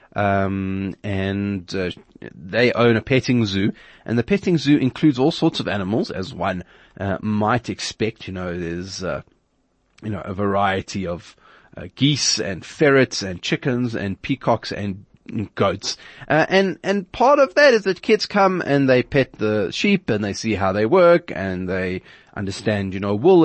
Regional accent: South Africa

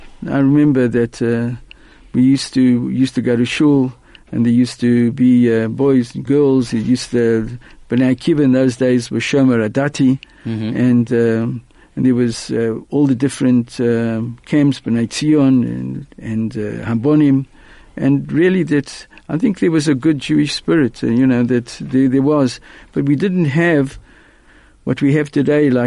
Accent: Johannesburg, Gauteng, South Africa; I was born in Johannesburg.

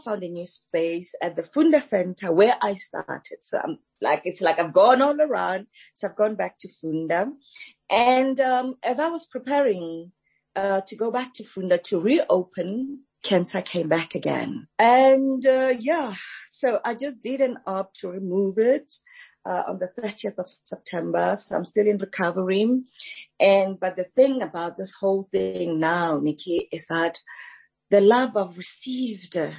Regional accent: Soweto, Gauteng, South Africa; also born or lived in Alexandra, Gauteng; I was actually born in Alexandra Township uh-huh. And my parents moved to Soweto during the forced removals. So I grew up in Soweto

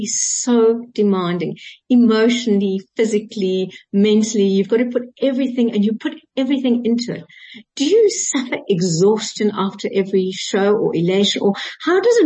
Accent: Johannesburg, Gauteng, South Africa; growing up in Joburg, and the other way around, growing up in Pretoria and playing in Joburg

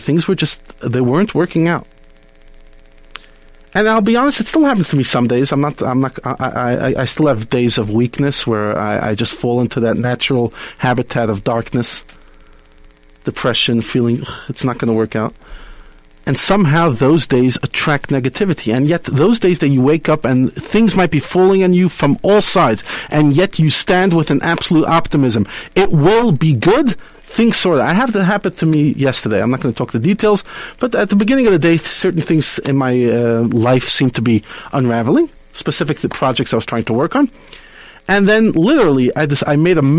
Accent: South Africa; as a Jew, as a South African

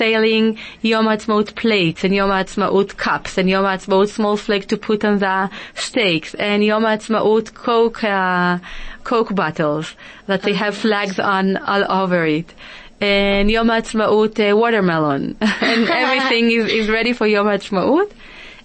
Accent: Israel; moved away as an adult; now in South Africa; I was growing up in Israel, living in Israel all my life

